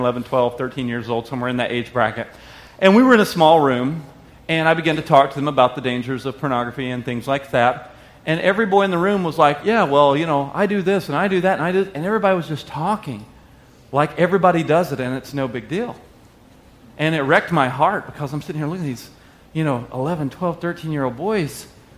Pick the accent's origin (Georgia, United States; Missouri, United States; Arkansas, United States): Arkansas, United States; I lived in Arkansas.